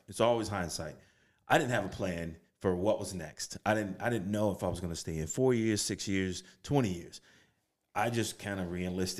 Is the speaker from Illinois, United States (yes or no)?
yes; Chicago, Illinois, United States; Now, for me, growing up on the South Side of Chicago, welfare, last four kids, there are no military bases near where I grew up.